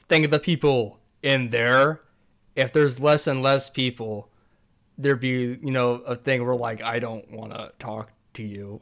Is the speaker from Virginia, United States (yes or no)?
no; California, United States; born or raised there